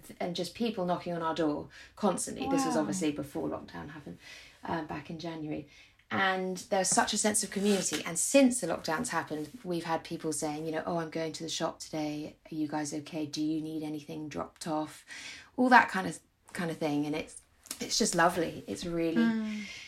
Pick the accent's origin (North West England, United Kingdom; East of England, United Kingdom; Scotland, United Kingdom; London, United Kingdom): London, United Kingdom; moved away as an adult; now in Frome, United Kingdom; my whole life I grew up in London